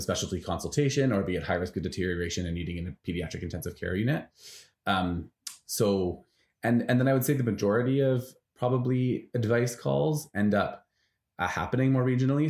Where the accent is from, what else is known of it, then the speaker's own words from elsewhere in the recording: Vancouver, British Columbia, Canada; moved away; I'm from Vancouver